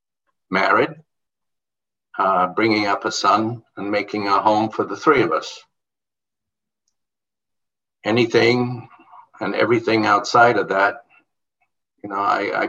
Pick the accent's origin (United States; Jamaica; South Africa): Jamaica; born there; also born or lived in England / Bahamas; I was born in Jamaica. I was schooled in the Caribbean, England and the Bahamas.